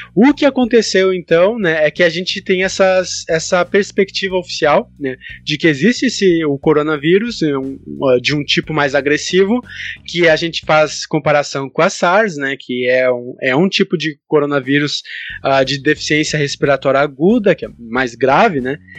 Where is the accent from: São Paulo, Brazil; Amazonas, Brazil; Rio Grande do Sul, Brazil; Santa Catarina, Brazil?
Rio Grande do Sul, Brazil; Porto Alegre; Eu sou de Porto Alegre